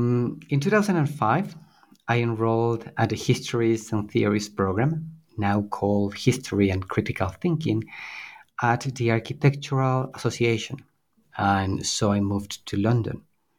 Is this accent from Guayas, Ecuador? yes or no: no; Quito, Pichincha, Ecuador; Certainly. I was born and raised in Quito. It is where I did my degree in architecture, at Universidad San Francisco de Quito